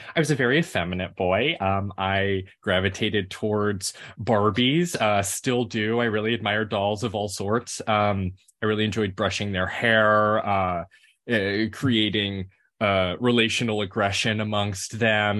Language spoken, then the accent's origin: English; Memphis, Tennessee, United States; I grew up in Memphis, Tennessee